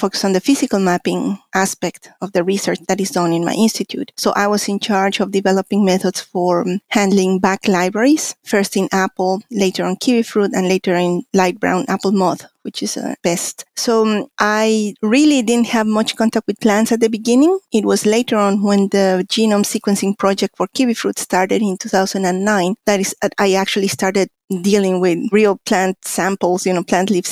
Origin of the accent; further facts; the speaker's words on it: Mexico City, Mexico; moved away as an adult; also born or lived in Connecticut, United States; now in New Zealand; I'm a Mexican scientist. I was born in Mexico City, where I got my bachelor's in biology and later a master's in biochemistry.